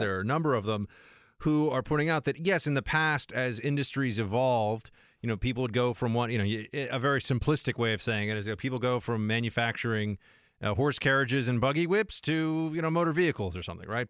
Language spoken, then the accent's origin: English; United States; I'm an American doing a show in America